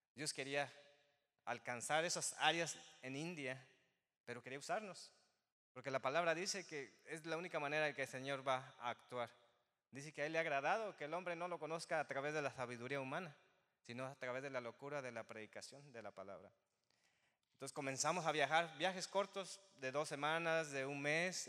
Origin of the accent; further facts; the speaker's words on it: Zinapécuaro, Michoacán, Mexico; moved away as an adult; now in West Chicago, United States; Soy de Michoacán